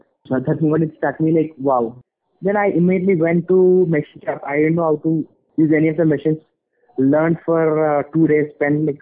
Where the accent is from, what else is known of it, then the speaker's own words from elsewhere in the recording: India; also born or lived in Boston; now in Hyderabad, India; being an Indian